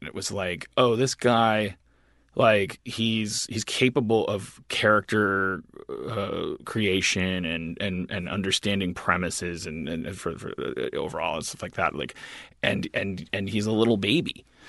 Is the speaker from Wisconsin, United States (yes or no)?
yes; Wisconsin, United States; I'm a white from Wisconsin